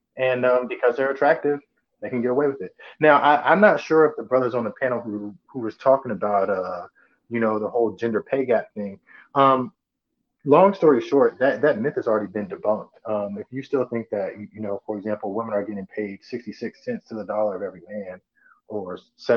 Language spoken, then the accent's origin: English; Italy; moved away; I'm American, but I was born in Italy. So I was raised over there.